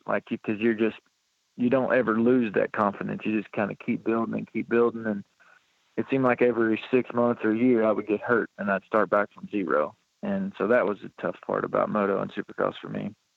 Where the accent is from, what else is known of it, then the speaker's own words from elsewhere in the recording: Flaherty, Kentucky, United States; also born or lived in Louisville, Kentucky; born in Louisville, Kentucky, but I've lived in Flaherty, Kentucky, my whole life